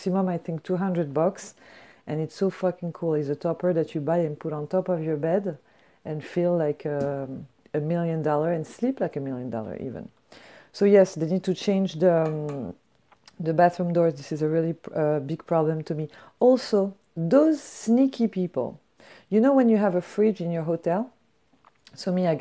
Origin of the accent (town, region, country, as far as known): Paris, Île-de-France, France; English is a second language; moved away